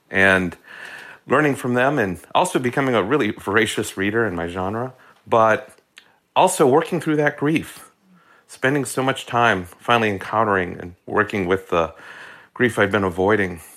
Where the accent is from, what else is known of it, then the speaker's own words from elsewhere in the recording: Hastings, Minnesota, United States; as a kid growing up in Minnesota